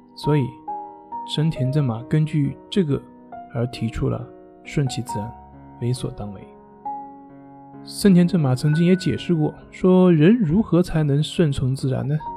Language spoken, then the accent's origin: Chinese; China; 也就是我们中国人加工的